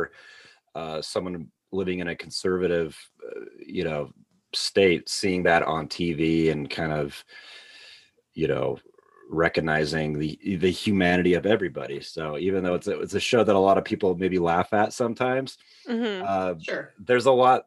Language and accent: English; Utah, United States; I grew up here in Utah